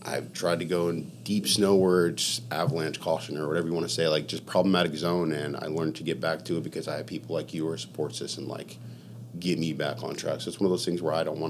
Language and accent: English; Scranton, Pennsylvania, United States; moved away as an adult; also born or lived in Los Angeles, United States; now in Miami, United States; I come from Scranton, and I always bring it back to Scranton because, like, that's where I'm from. Like, that's where I lived 20 years of my life